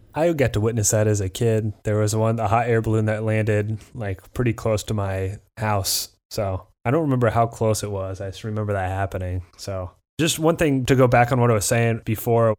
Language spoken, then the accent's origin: English; Midwest, United States; we're both from the Midwest, but we're not Southern enough to get the Southern accent